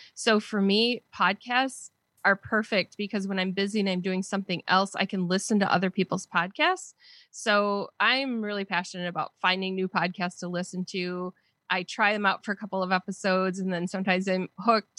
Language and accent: English; southern Wisconsin, United States; accent: Wisconsin; I've been in Wisconsin my whole life